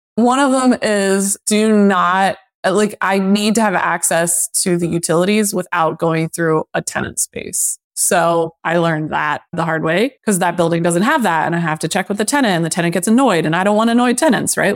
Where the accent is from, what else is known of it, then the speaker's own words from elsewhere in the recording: Lancaster, Pennsylvania, United States; moved away; also born or lived in Boston; my hometown. So I bought a two family in Lancaster sight unseen